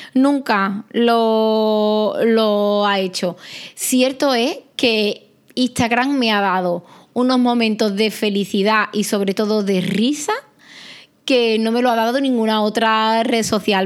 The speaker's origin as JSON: {"language": "Spanish", "town": "Arahal", "region": "Andalusia", "country": "Spain", "said": "mi pueblo, de Araal"}